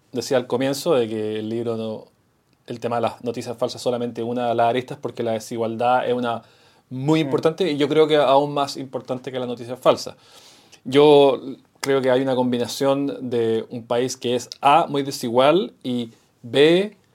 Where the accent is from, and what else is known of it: Chile